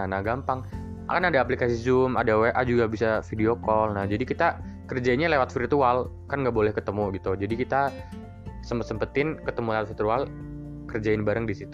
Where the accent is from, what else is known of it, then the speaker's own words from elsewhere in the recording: Central Java, Indonesia; gue asli Jawa Tengah tapi gue ngambil pendidikan di Jakarta